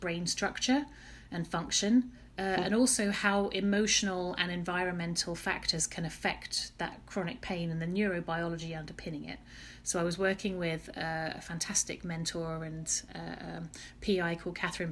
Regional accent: Chelmsford, East of England, United Kingdom; also born or lived in Oxford; I am an Essex girl and proud. I grew up in Chelmsford, Essex

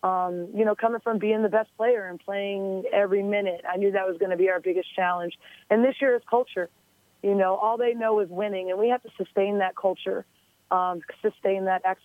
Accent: Boston, Massachusetts, United States; moved away as an adult; the city of Boston, which gave me so much love growing up as a kid

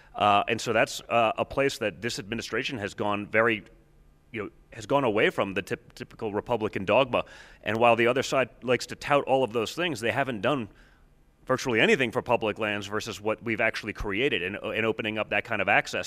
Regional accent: Pennsylvania, United States; where I grew up hunting in Pennsylvania

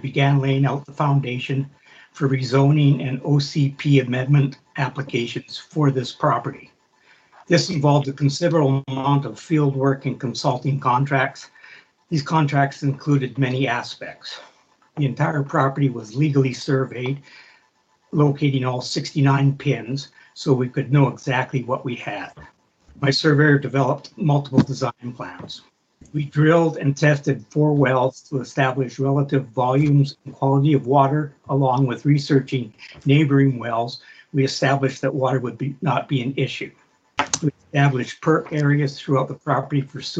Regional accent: Comox Valley, British Columbia, Canada; I was born and raised in the Comox Valley

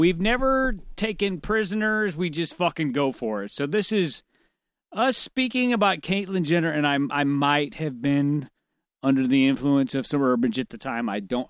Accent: North County, St. Louis, Missouri, United States; We grew up together in North County in the hood, dog, in the so-called hood.

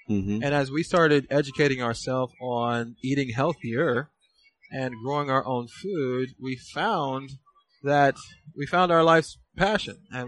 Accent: Fort Lauderdale, Florida, United States; moved away as an adult; now in Somerville, United States; I am originally from Fort Lauderdale, Florida. Me and my wife, we moved to Somerville, Georgia

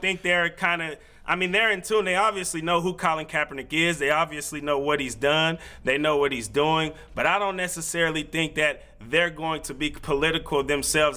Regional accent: Vallejo, California, United States; moved away as an adult; now in Portland, United States; I grew up in the Bay Area

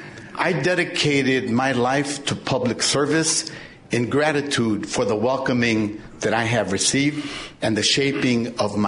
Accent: Chicago, Illinois, United States; also born or lived in Mexico; Chicago welcomed me as a 9-year-old boy when I came from Mexico. It shaped me. It toughened me. It made me a proud Chicagoan. I am a product of public and Catholic schools. I'm a product of neighborhoods in Chicago.

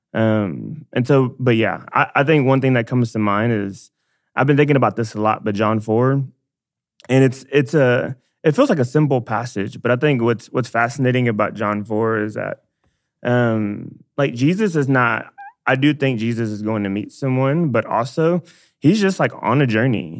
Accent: Dallas, Texas, United States; I'm from Dallas, born and raised.

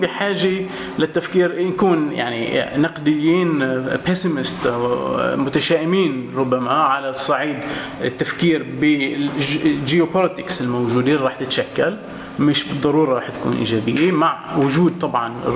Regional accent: Quneitra, Syria; انا من من الجولان آه، وبدي احكي كسوري

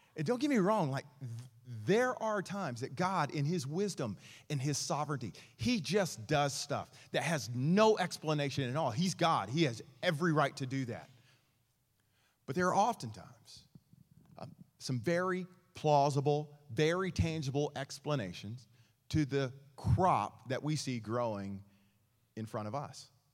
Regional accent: East Texas, United States; I grew up in East Texas

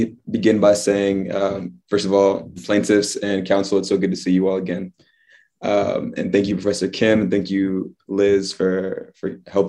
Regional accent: Fredericksburg, Virginia, United States; I'm from Fredericksburg, Virginia, small town between Richmond and Washington, D.C.

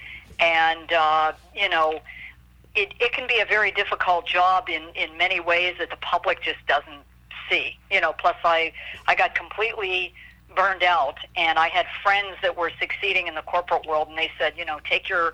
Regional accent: Pittsburgh, Pennsylvania, United States; moved away as an adult; also born or lived in Columbus, Ohio; I'm from Pittsburgh, Pennsylvania

